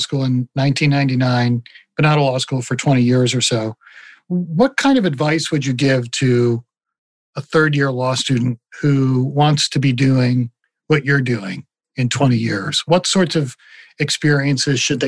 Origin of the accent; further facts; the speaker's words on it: Lawrenceville, New Jersey, United States; I grew up in Lawrenceville between Trenton and Princeton